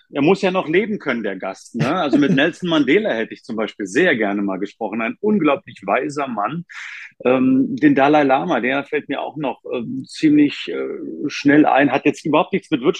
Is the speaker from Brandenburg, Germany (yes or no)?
yes; Potsdam, Brandenburg, Germany; born there; ich bin ja gebürtiger Potsdamer